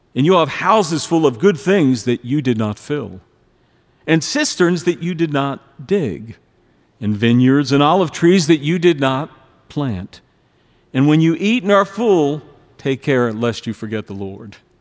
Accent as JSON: {"language": "English", "town": "Pittsburgh", "region": "Pennsylvania", "country": "United States", "tie": "born or raised there", "said": "I was born and raised in Pittsburgh"}